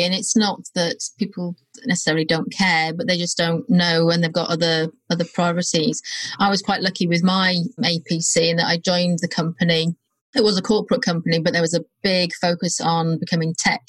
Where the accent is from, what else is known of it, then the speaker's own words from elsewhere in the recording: North Wales, United Kingdom; moved away as an adult; also born or lived in Birmingham / London; I moved from North Wales to Birmingham. Now, that doesn't sound very far, but culturally, and the language as well, was quite different